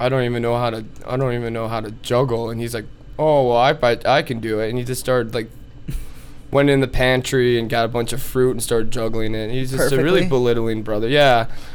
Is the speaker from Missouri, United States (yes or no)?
no; New York, United States; So, I'm originally from New York, mm-hmm.